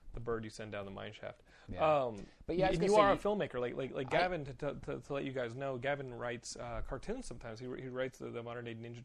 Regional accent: Texas, United States; I'm Texan.

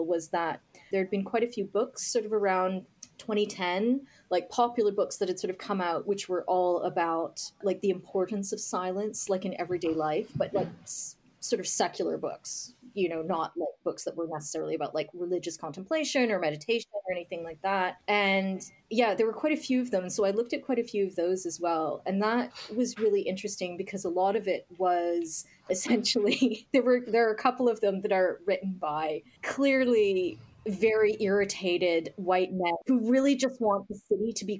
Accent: Canada; now in Scotland; I'm Canadian

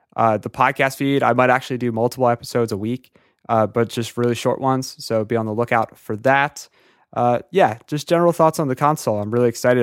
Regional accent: Philadelphia, Pennsylvania, United States; I'm from Philadelphia

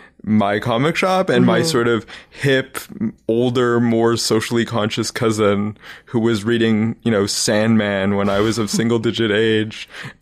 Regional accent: Vancouver, British Columbia, Canada; was the comic shop on West 4th in Vancouver.

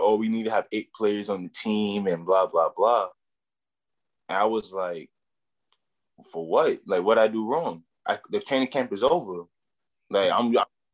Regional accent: New York City, New York, United States; also born or lived in Brownsville; I come all the way from Brooklyn

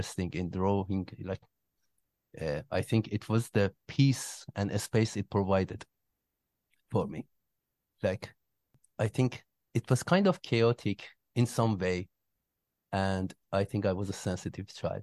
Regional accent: Iran; moved away as an adult; also born or lived in Malaysia; now in Kuala Lumpur, Malaysia; I come from Iran. I was born there and raised there.

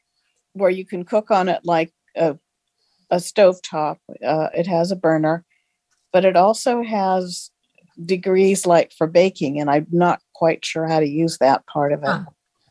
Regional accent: Carmichael, California, United States; I'm from Carmichael, California, and I just got my TOA 60 air fryer.

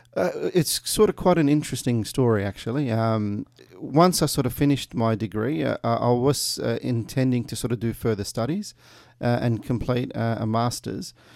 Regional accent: Melbourne, Victoria, Australia; also born or lived in Kuwait / Meadow Heights, Broadmeadows / Craigieburn; I grew up in Brunswick um, in the late nineties. Uh, I came to Australia uh, during that time from Kuwait

